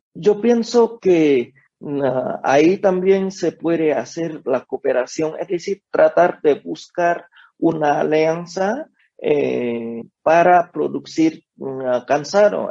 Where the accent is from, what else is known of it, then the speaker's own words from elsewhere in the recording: Vietnam; Spanish is a second language; moved away as an adult; now in Mexico; Igual que en mi país, allá se come eh, eh, en el campo, como nos faltaba Comida antes comíamos grillos